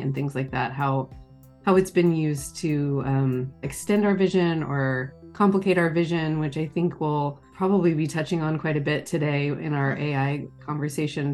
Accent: Charleston, South Carolina, United States; now in San Francisco Bay Area, United States; I grew up in Charleston, South Carolina, and I now live in the San Francisco Bay Area

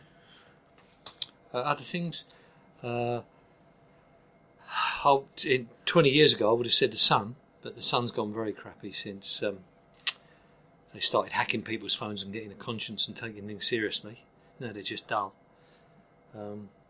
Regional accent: London, United Kingdom; accent: Cockney; moved away as an adult; also born or lived in New York; I'd grown up in East London

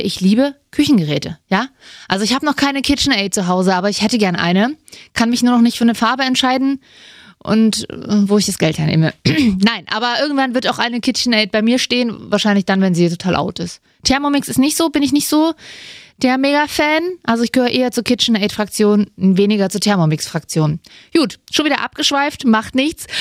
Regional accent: Saxony, Germany; Kommt ursprünglich aus Sachsen, ähm, wo auch ich herkomme

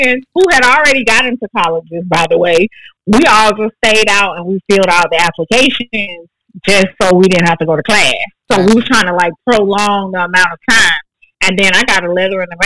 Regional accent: Augusta, Georgia, United States; I'm from the hill, baby. I'm from Sand Hills.

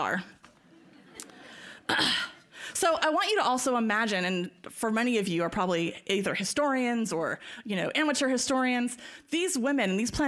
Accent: Berkeley, California, United States; moved away; also born or lived in Virginia; growing up in Berkeley, California

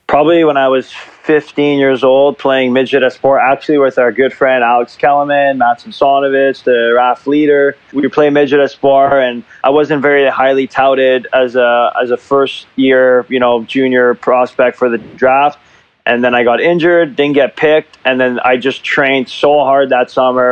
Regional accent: Montreal, Quebec, Canada; moved away as an adult; now in Zurich, Switzerland; growing up in Montreal

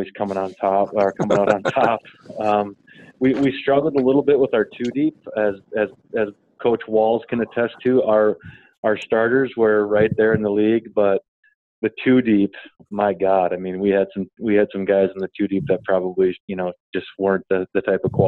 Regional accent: Duluth, Minnesota, United States; moved away as an adult; I'm originally from Duluth, Minnesota.

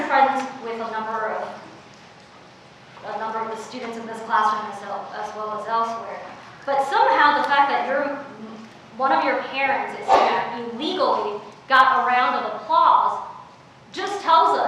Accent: Oakland, California, United States; English is a second language; also born or lived in China; I grew up in Oakland

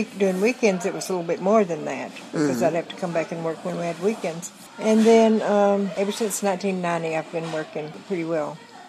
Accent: White County, North Georgia, United States; All my life in White County. I was born here in White County. Lived here all my life. Raised my family here also, and they're all still here.

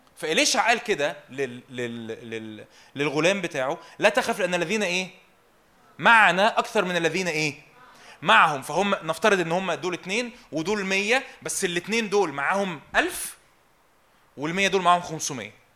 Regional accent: Egypt; انا مصري وابويا مصري

